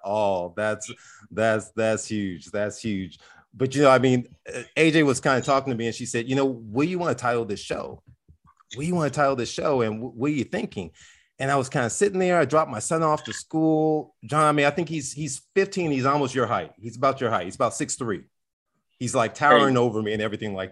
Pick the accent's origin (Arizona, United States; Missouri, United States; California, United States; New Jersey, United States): California, United States; Compton; I grew up inside of South Central LA. I grew up in Compton